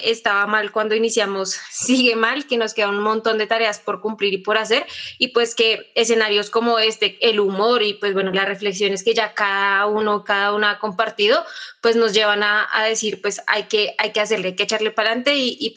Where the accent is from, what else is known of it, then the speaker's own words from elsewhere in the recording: Colombia; esa capacidad que tenemos como colombianos de reírnos de nuestra propia desdicha